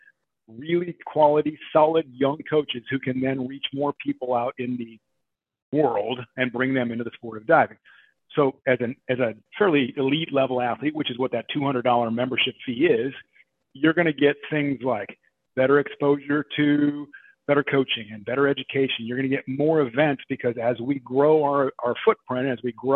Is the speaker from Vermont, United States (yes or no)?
no; Oregon, United States; I grew up in Oregon. So, and I dove in a little town, you know, called Eugene